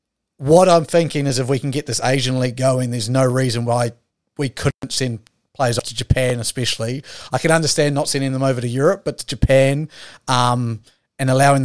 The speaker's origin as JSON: {"language": "English", "country": "New Zealand", "tie": "born or raised there", "moved": "yes", "lives_now": "Australia", "said": "my hometown of New Zealand"}